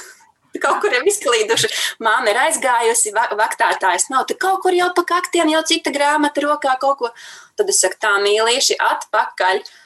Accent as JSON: {"language": "Latvian", "country": "Latvia", "said": "mēs esam latvieši, ka mēs dzīvojam šajā brīnišķīgajā zemītē"}